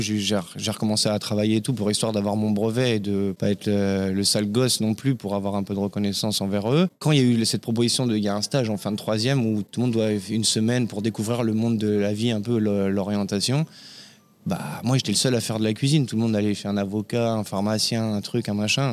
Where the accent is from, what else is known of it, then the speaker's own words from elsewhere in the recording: Compiègne, Hauts-de-France, France; also born or lived in La Garenne-Colombes / Courbevoie; now in Paris, France; je suis né en banlieue parisienne à la Garenne-Colombe dans le 92 exactement. J'ai grandi à Courbevoie avec mes parents et la vie a fait que j'ai perdu ma maman à l'âge de 6 ans et mon père qui travaillait dans la région parisienne a décidé de s'installer, de faire un départ euh, en Picardie, à Compiègne